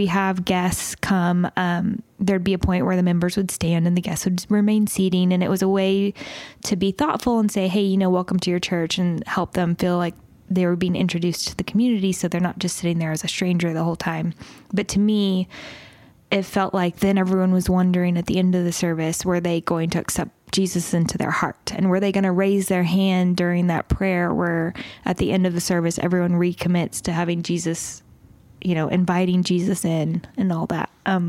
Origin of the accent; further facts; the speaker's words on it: the Bible Belt, United States; I grew up in the Bible Belt